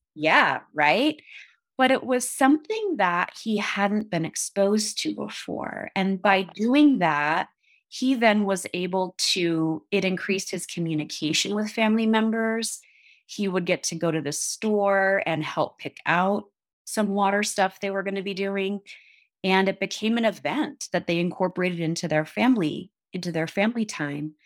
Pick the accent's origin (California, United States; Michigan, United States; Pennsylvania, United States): Michigan, United States; Upper Peninsula of; moved away as an adult; also born or lived in Eugene, Oregon / Seattle, Washington; now in Jackson, United States; I'm from the Upper Peninsula of Michigan. Grew up on, like, Superior